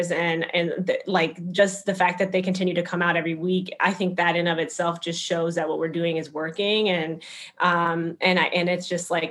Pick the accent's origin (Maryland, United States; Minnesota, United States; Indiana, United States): Minnesota, United States; Minneapolis; moved away as an adult; now in Chicago, United States; I'm from Minneapolis, Minnesota originally